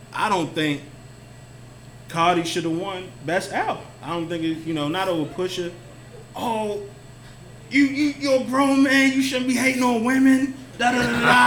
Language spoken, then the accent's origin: English; Baltimore, Maryland, United States; I'm from Baltimore